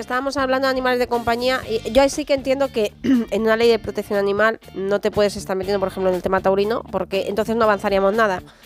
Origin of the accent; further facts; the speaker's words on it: San Sebastián de los Reyes, Community of Madrid, Spain; yo me crié en San Sebastián de los Reyes